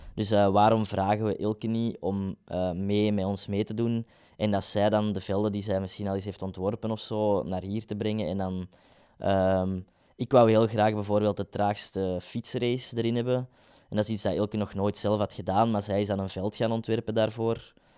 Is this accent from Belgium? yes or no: yes; Kempen, Belgium; now in Ghent, Belgium; we zijn allebei van de Kempen